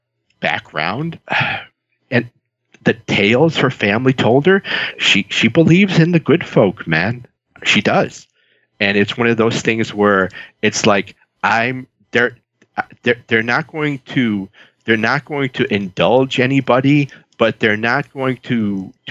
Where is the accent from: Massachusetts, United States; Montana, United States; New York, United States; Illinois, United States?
Illinois, United States; Chicago; I grew up in the South Side of Chicago.